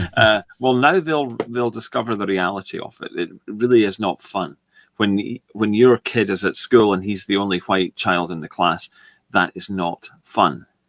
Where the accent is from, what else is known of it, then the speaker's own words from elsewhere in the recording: United Kingdom; I'm British